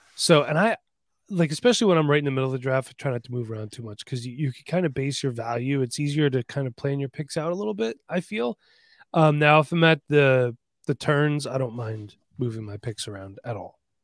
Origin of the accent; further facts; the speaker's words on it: Bethlehem, Pennsylvania, United States; I grew up in Bethlehem too